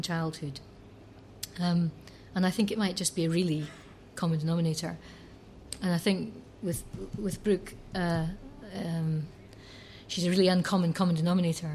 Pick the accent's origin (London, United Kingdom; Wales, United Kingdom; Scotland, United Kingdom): Scotland, United Kingdom; I'm lucky to be Scottish, and to have inherited a very rhythmic tradition